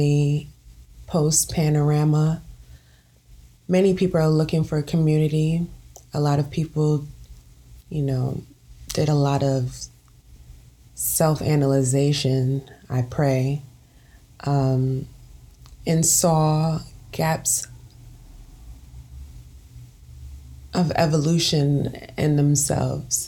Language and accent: English; New York City, New York, United States; born and raised in Brooklyn, New York